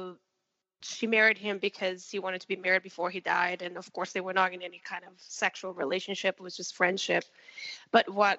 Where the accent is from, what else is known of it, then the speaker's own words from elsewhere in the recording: Rio de Janeiro, Brazil; I was born and raised in Rio de Janeiro, Brazil